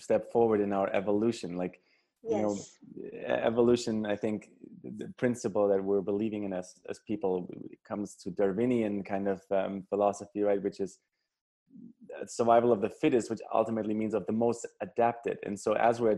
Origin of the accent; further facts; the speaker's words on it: Germany; moved away; growing up in Germany, when I grew up in, you know, the late 80s, early 90s